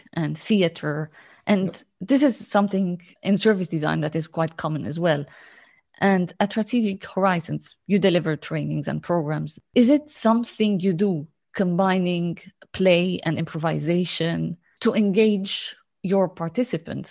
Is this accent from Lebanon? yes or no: yes; Lebanon; I come from Lebanon